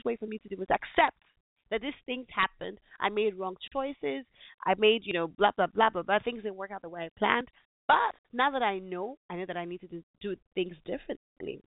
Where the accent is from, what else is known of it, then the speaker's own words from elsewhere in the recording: Nigeria; my home country